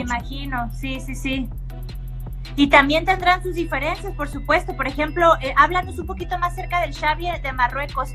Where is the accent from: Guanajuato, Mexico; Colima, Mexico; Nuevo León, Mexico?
Colima, Mexico; Manzanillo; now in Guadalajara, Mexico; soy de Manzanillo, Colima.